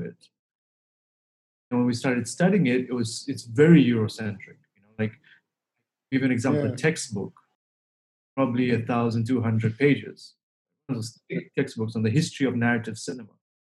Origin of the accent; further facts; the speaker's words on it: Dar es Salaam, Tanzania; moved away as an adult; also born or lived in Toronto, Canada; I'm from Dar es Salaam